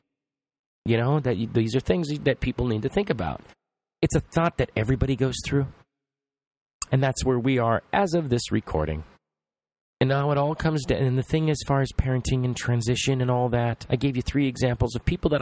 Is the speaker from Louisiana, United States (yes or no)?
no; Los Angeles, California, United States; I come from Los Angeles.